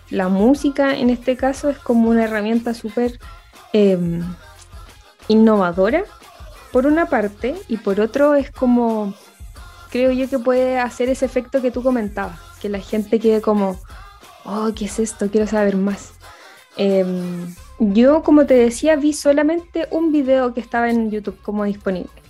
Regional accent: Concepción, Biobío, Chile; nosotros somos de Concepción y una vez que tocaron acá, el 2000 y algo por allá, en el teatro acá de Conce

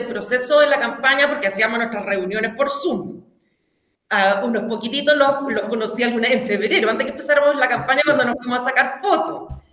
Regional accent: Hualpén, Biobío, Chile; also born or lived in Santiago / Concepción; yo soy de Huarpén, nací y criada

